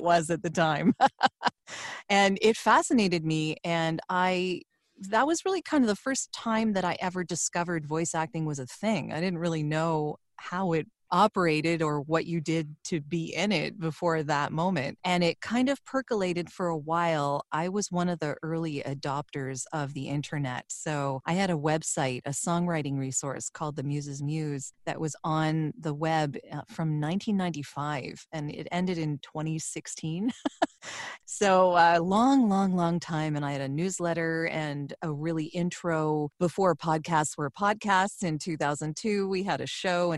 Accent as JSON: {"language": "English", "town": "Toronto", "region": "Ontario", "country": "Canada", "tie": "born or raised there", "said": "I grew up in Toronto, Canada, so I am living just north of that right now"}